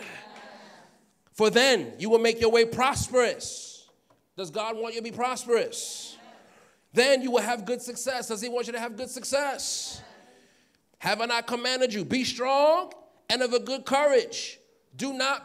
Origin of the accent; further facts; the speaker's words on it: New York City, New York, United States; I'm from Queens, so I would go on Jamaica Avenue